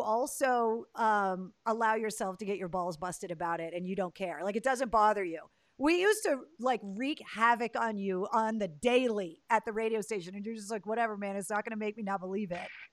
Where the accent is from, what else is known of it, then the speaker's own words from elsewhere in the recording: Leominster, Massachusetts, United States; that's where I was born and raised